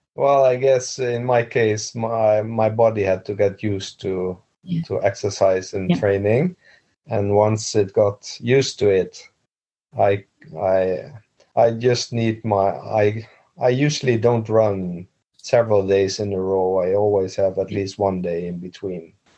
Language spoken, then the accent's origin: English; Netherlands; English is a second language; moved away as an adult; now in Bergen, Norway; I was born I was born in Holland and moved to Norway when in 2002